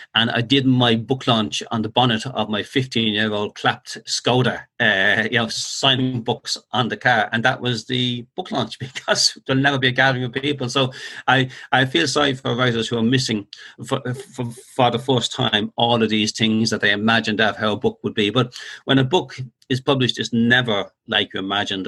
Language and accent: English; Dublin, Leinster, Ireland; born or raised there